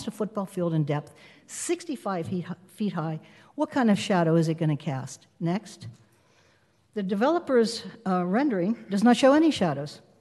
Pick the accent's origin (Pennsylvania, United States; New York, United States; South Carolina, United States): Pennsylvania, United States; Western; now in Huntington Beach, United States; I was born in Western Pennsylvania and grew up in an extended Italian-American family.